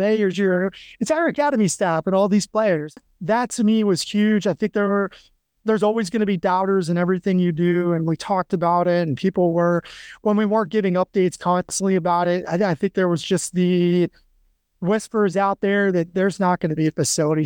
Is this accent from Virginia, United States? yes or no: no; Western New York, United States; moved away; also born or lived in Annapolis, Maryland; I grew up in Western New York